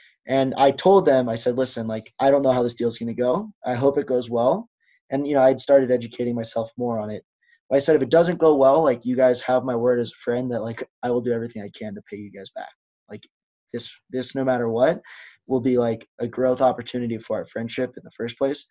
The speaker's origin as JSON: {"language": "English", "town": "Denver", "region": "Colorado", "country": "United States", "tie": "born or raised there", "moved": "as an adult", "lives_now": "Colorado Springs, United States", "said": "I'm from Denver"}